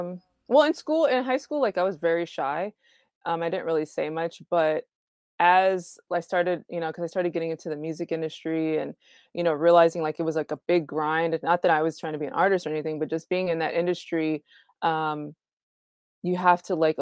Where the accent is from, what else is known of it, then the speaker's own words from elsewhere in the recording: Houston, Texas, United States; also born or lived in Connecticut / Cuba; I was born in Connecticut. My parents are retired military. So we lived in Connecticut. We lived in Cuba. And then we moved here. And so I've been here pretty much most of my life here in Houston.